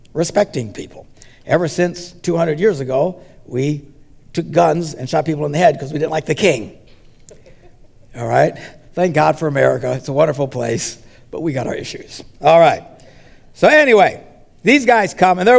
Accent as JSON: {"language": "English", "country": "United States", "said": "we're from the West. We're Americans"}